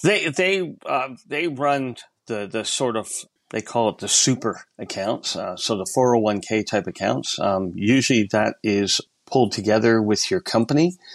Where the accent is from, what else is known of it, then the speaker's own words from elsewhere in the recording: Canada; also born or lived in United States; now in Australia; I'm an American citizen, yes. Originally born in Canada